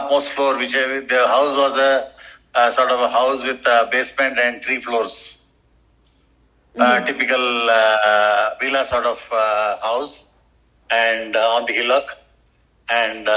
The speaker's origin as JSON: {"language": "English", "country": "India", "first_language": "Tamil", "second_language": "English"}